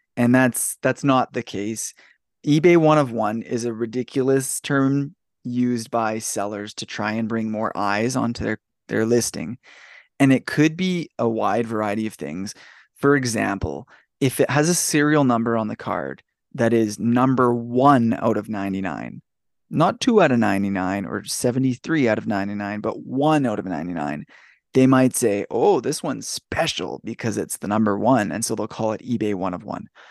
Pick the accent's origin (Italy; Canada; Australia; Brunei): Canada; I'm Canadian